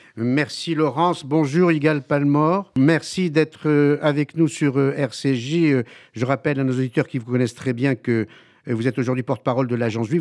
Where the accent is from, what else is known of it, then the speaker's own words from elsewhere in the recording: France; chez nous en France